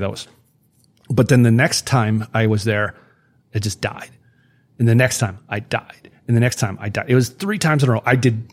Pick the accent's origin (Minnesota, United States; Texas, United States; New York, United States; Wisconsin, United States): Wisconsin, United States; I'm from Wisconsin